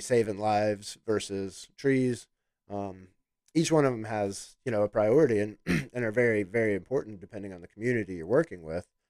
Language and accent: English; Chicago, Illinois, United States; moved away as an adult; also born or lived in Alabama / Florida Panhandle; born and raised in Chicago, Illinois